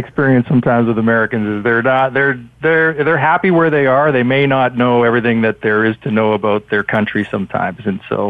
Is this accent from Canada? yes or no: yes; Vancouver, British Columbia, Canada; we're from Vancouver up in Canada.